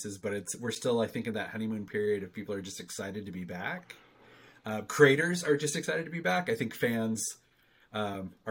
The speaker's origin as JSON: {"language": "English", "town": "Great Falls", "region": "Montana", "country": "United States", "tie": "born or raised there", "said": "my hometown of Great Falls, Montana"}